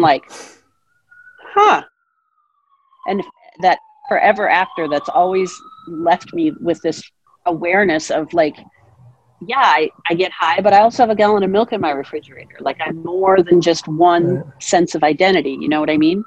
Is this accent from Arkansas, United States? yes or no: no; Seattle, Washington, United States; moved away as an adult; also born or lived in New Hampshire; now in Great Barrington, United States; I grew up out in Seattle, Washington.